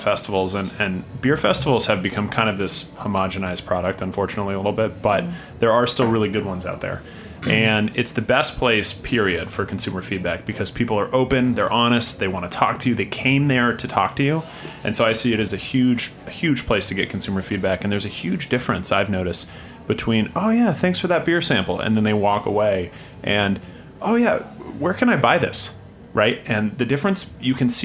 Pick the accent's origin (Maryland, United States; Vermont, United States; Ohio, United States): Vermont, United States; moved away; in my hometown in Vermont.